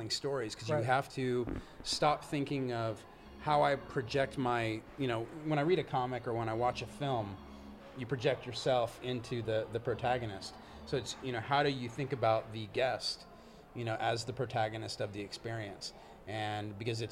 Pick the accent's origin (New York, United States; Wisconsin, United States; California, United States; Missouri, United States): California, United States; Orange County; I grew up, you know, in Orange County around Anaheim